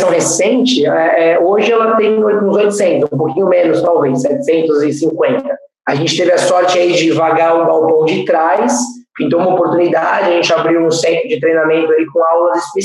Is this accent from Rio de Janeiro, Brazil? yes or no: no; São Paulo, Brazil; eu sou da Zona